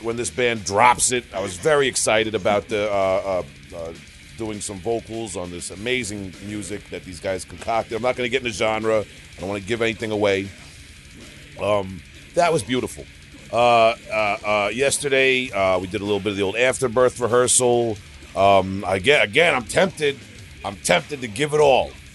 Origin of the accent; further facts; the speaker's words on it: Long Island, New York, United States; we're from Long Island